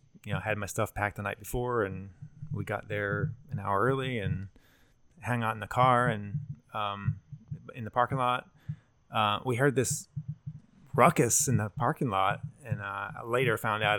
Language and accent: English; Pennsylvania, United States; I grew up in Pennsylvania, so I'm used to being in snow and traveling in snow.